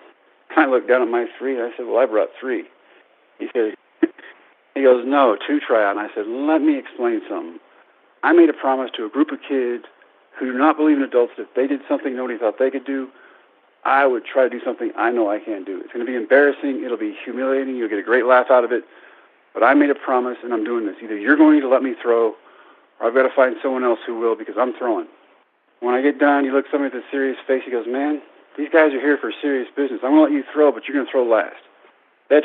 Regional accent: Brownwood, Texas, United States; my hometown of Brownwood

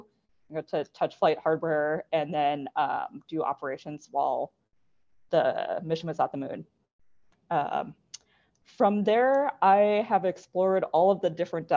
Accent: Las Vegas, Nevada, United States; I grew up in Las Vegas, Nevada

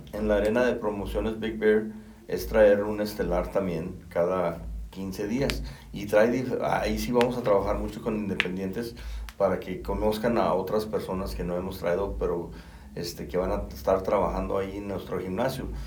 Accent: Río Grande, Zacatecas, Mexico; soy originario de Río Grande

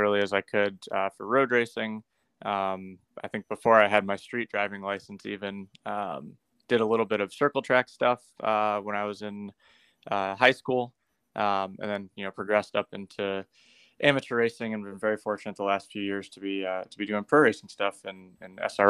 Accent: Tampa, Florida, United States; also born or lived in Detroit, Michigan; moved back to where I grew up

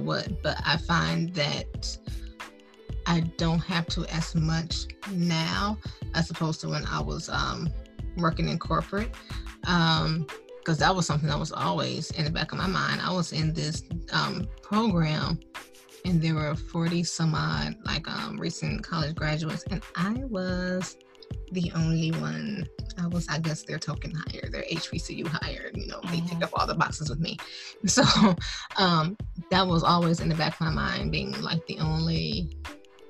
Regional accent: Detroit, Michigan, United States; moved away as an adult; also born or lived in Indiana; I'm from Michigan

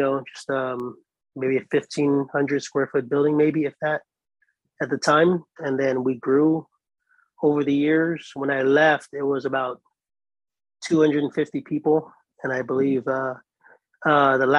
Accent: Guam; also born or lived in Austin, Texas; now in Hilo, United States; I'm actually from the island of Guam. I'm a Pacific Islander, Chamorro by nature

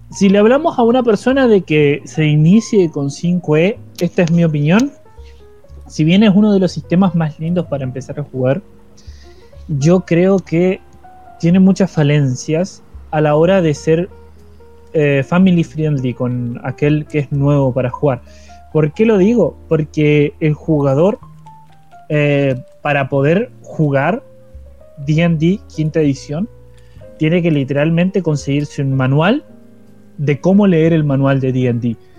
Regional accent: Paraná, Entre Ríos, Argentina; moved away; mi ciudad natal, que es Paraná Entre Ríos

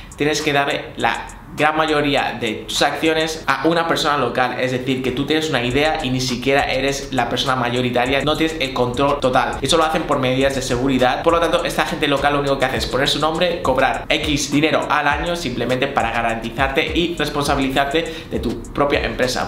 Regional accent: Spain; moved away as an adult; also born or lived in United Arab Emirates; now in Dubai, United Arab Emirates; Yo en mi caso soy español

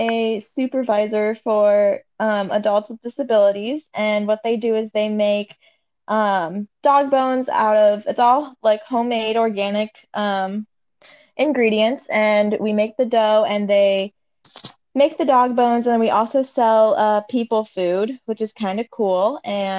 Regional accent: Cincinnati, Ohio, United States; I am from Cincinnati, born and raised in the Natty, and yeah.

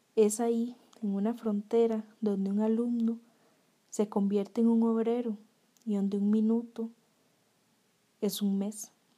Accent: Costa Rica; a nosotros como personas, como ticos

